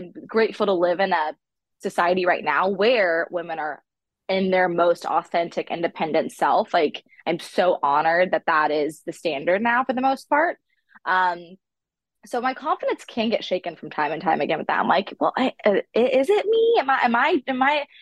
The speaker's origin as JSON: {"language": "English", "region": "the South", "country": "United States", "said": "I'm from the South"}